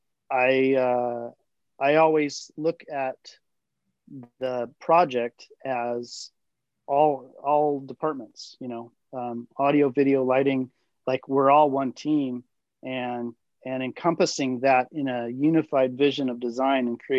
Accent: Southern California, United States; Growing up in Southern California

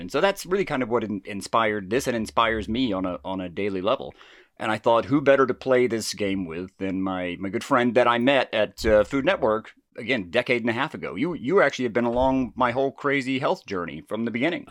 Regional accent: Jasper, Georgia, United States; accent: southern; my family owned and operated the Woodbridge Inn, which is in, uh, downtown Jasper, Georgia

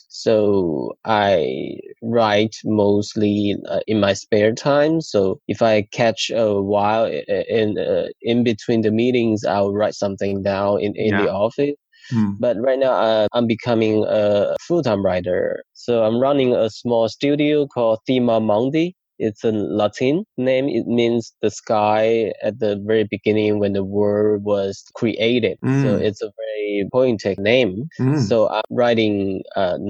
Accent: Shantou, Guangdong, China; moved away as an adult; also born or lived in Beijing; I was born in Shantou, a small city in Guangdong province in China.

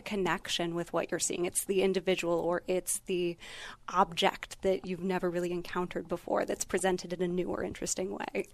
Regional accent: Northeast Ohio, United States; moved away; I'm originally from Northeast Ohio

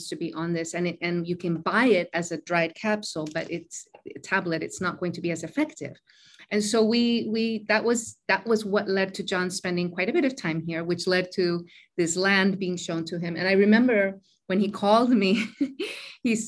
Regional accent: Mexico; moved away as an adult; also born or lived in Koh Samui, Thailand; now in Thailand; born and raised in Mexico from a Mexican mother

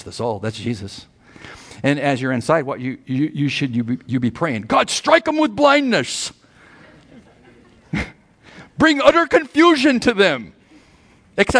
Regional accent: United States; I grew up on the border, born and raised there

